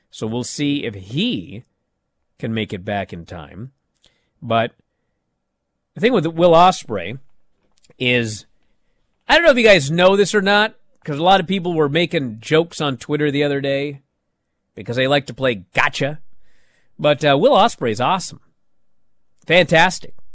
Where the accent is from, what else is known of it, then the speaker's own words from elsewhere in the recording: East of England, United Kingdom; But then I kind of think I'm from Essex. I didn't think I'd reach this far in my career anyway.